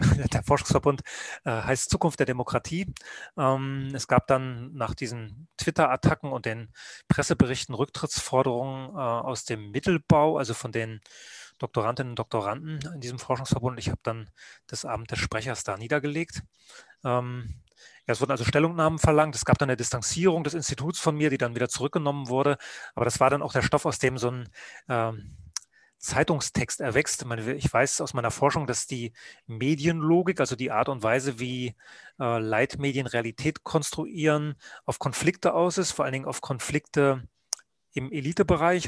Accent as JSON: {"language": "German", "area": "Rügen", "region": "Mecklenburg-Vorpommern", "country": "Germany", "tie": "born or raised there", "also_born_or_lived": "Leipzig", "moved": "yes", "lives_now": "Munich, Germany", "said": "ich bin Rüganer, also auf der Insel Rügen geboren, habe dann in der DDR Journalist werden wollen"}